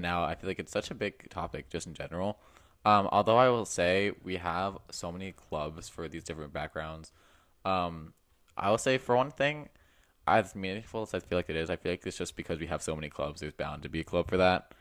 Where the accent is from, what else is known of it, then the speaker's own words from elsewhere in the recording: United States; I'm very American